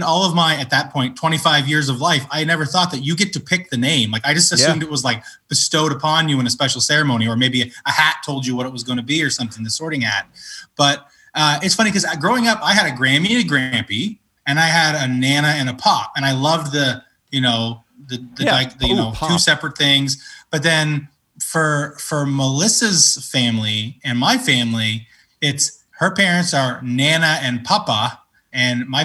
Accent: Canada; I'm a good Canadian

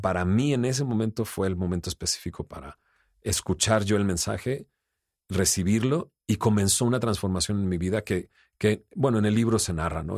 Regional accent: Monterrey, Nuevo León, Mexico; yo soy de Monterrey, vengo con ciertos valores y principios

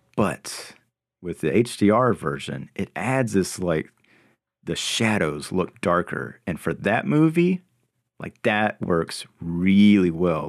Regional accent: North Carolina, United States; me growing up in North Carolina in a small town.

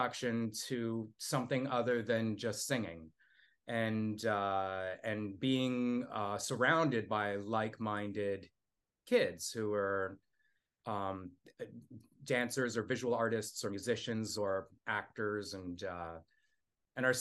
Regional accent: Toronto, Ontario, Canada; I grew up in Toronto

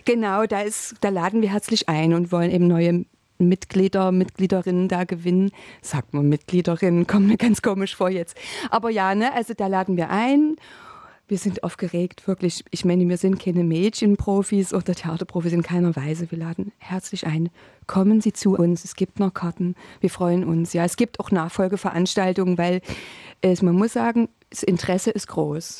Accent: Dresden, Saxony, Germany; accent: Saxon; now in Potsdam, Germany; ich komme aus Dresden

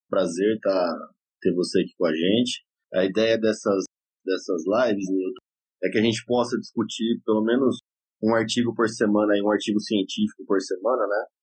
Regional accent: São Paulo, Brazil; moved away as an adult; now in Fortaleza, Brazil; sou paulista, lá da capital, mas há quase 20 anos 19 né, anos, mais ou menos, estou morando aqui no Ceará.

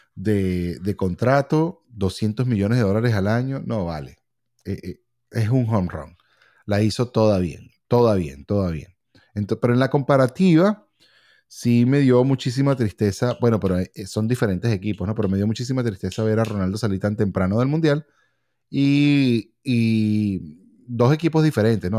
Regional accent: Venezuela; also born or lived in California; now in Miami, United States; nosotros como venezolanos

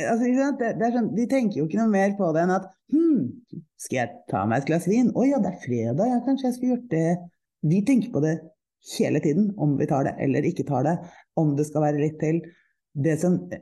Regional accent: Oslo, Norway; also born or lived in Nesodden; Jeg er, eh, jeg er fra Oslo. Jeg er oppvokst i eh, teatermiljøet

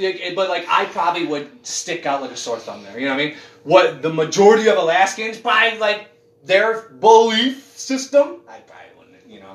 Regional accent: United States; I'm American. That's what I am. I'm fucking American.

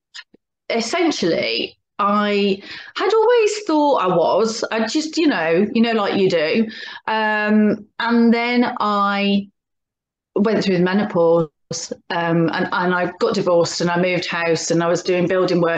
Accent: Birmingham, West Midlands, United Kingdom; now in Oxfordshire, United Kingdom; I live in Oxfordshire, but I'm originally from Birmingham, which you can probably tell from my accent

